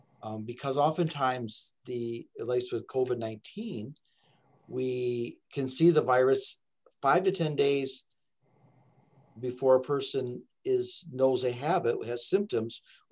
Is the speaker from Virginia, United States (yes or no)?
no; Michigan, United States; also born or lived in Texas; Well, I came, I'm actually from Michigan here, but I bounced back and forth between Texas and Michigan a few times.